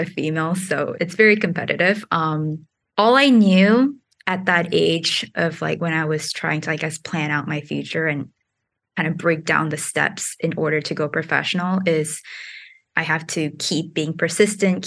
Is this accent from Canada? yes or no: no; New York, United States; also born or lived in Singapore; I grew up in New York, but I was born in Singapore